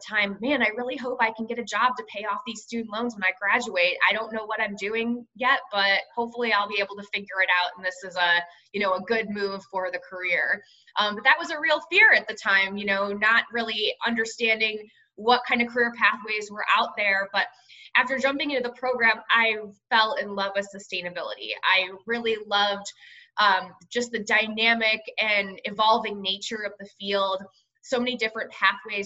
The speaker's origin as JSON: {"language": "English", "town": "Cleveland", "region": "Ohio", "country": "United States", "tie": "born or raised there", "also_born_or_lived": "Tempe, Arizona", "moved": "as an adult", "said": "I'm born and raised in Cleveland, Ohio, Midwestern town."}